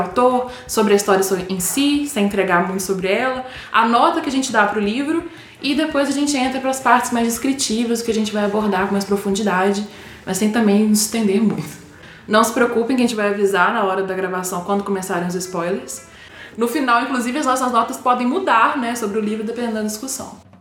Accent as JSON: {"language": "Portuguese", "town": "Juiz de Fora", "region": "Minas Gerais", "country": "Brazil", "said": "Nós somos de Juiz de Fora, aqui de Minas Gerais"}